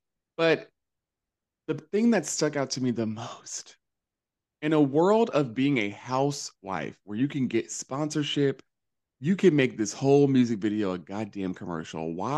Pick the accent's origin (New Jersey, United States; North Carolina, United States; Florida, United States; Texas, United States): North Carolina, United States; When I grew up in North Carolina, like, no tolls. None. Nowhere.